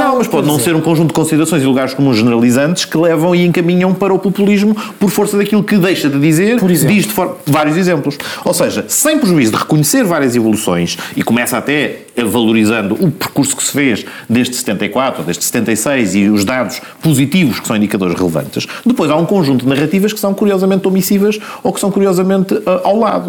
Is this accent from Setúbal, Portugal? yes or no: no; Lisbon, Portugal; sendo alfacinha